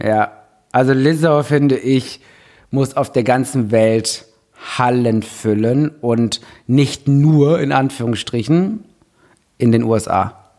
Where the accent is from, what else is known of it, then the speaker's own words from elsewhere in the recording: Germany; kommt aus der Nähe, wo ich herkomme